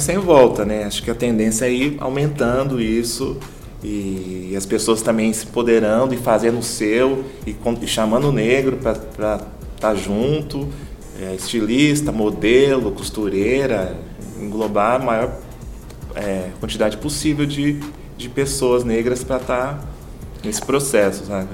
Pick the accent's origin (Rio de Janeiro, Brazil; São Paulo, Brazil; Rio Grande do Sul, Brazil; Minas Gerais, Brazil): São Paulo, Brazil; moved away as an adult; now in Campo Grande, Brazil; Sou de São Paulo e vim trabalhar aqui em Campo Grande, e vim mudei para Campo Grande.